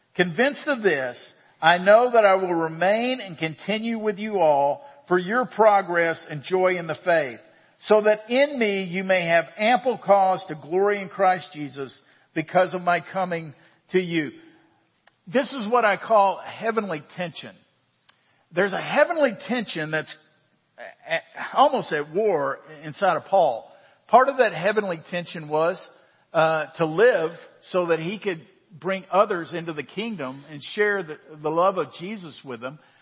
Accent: United States; I am an American. I was born in the United States

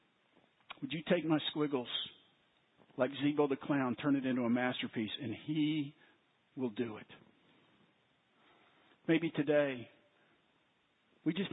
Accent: Waco, Texas, United States; when I was a child growing up in Waco

